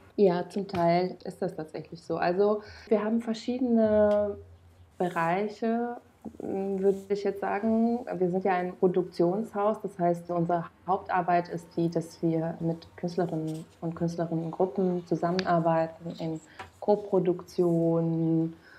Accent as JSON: {"language": "German", "country": "Romania", "tie": "born or raised there", "moved": "as an adult", "lives_now": "Germany", "said": "ich bin in Rumänien geboren und aufgewachsen"}